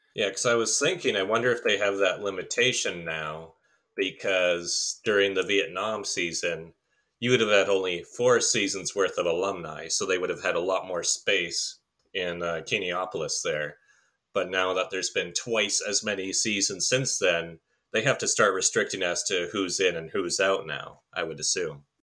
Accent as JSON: {"language": "English", "country": "Canada", "said": "I am a Canadian"}